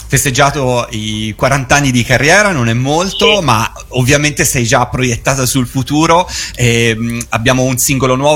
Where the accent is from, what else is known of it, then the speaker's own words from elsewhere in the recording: Tuscany, Italy; quando sei venuta qua in Toscana